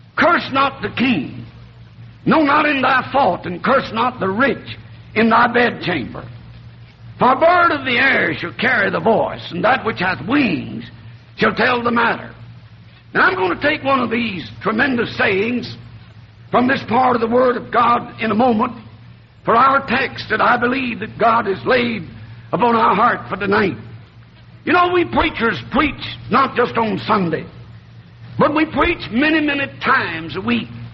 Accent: North Alabama, United States; accent: southern; moved away as an adult; also born or lived in New Orleans, Louisiana / Tennessee / Ohio; now in Michigan, United States; I was born in New Orleans, Louisiana, raised in North Alabama

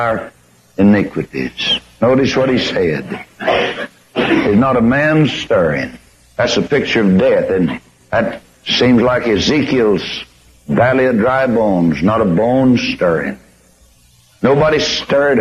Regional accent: Corpus Christi, Texas, United States; my hometown of 200,000 souls

